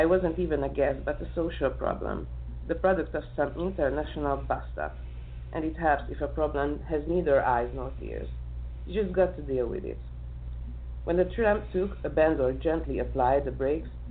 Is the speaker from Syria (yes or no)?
no; Bačka Topola, Vojvodina, Serbia; English is a second language; moved away as an adult; now in Budapest, Hungary; I was born in Yugoslavia, in Bačka Topola. This is a small town in the part of Vojvodina. I was raised up there.